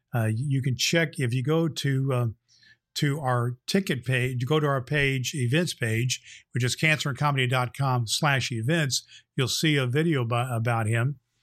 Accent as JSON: {"language": "English", "town": "Indianapolis", "region": "Indiana", "country": "United States", "tie": "born or raised there", "said": "here in my hometown, Indianapolis, Indiana"}